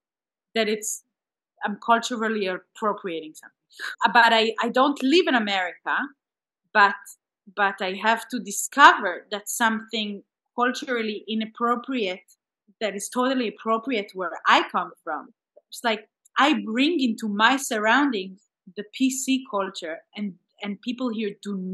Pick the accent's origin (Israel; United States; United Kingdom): Israel; English is a second language; I come from an Israeli place as an artist. I'm not ashamed of my accent. I really put words in Hebrew in my pop songs.